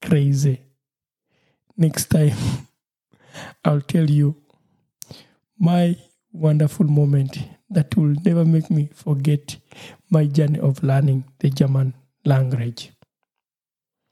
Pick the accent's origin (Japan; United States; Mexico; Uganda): Uganda; first language Lusoga; English is a second language; my mother tongue, which is Lusoga